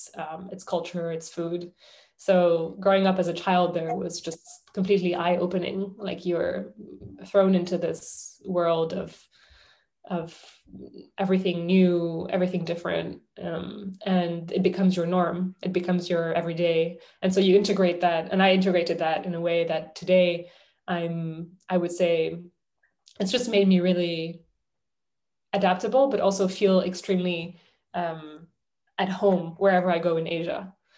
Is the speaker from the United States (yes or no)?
no; London, United Kingdom; I would say that I'm a Londoner, or I'm from London, or I would say I'm French, but I grew up in London.